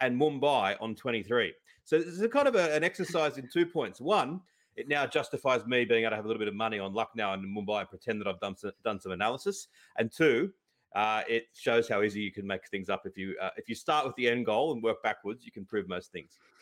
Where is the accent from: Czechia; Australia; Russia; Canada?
Australia; I grew up in Australia